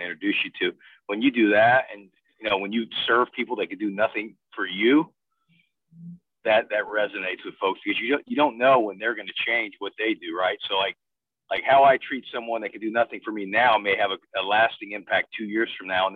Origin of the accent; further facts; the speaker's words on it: Bloomington, Indiana, United States; moved away; growing up in Bloomington, Indiana